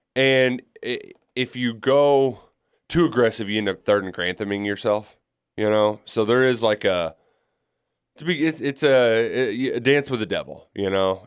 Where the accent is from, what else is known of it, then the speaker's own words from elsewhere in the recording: South Florida, United States; I'm not from Jacksonville. I'm from South Florida